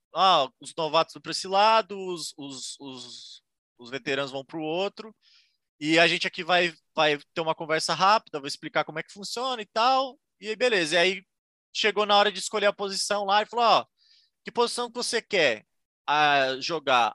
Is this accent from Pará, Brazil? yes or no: no; Santos, São Paulo, Brazil; moved away as an adult; now in Ireland; eu sou de Santos, São Paulo